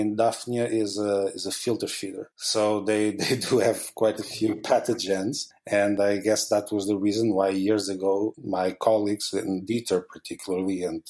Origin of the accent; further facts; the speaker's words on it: Portugal; moved away as an adult; now in Basel, Switzerland; I'm originally from Portugal